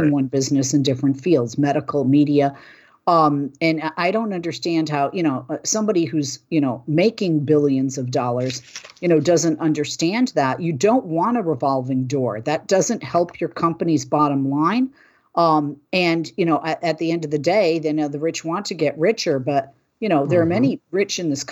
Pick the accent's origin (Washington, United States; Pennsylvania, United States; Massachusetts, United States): Massachusetts, United States; Boston; I'm from Boston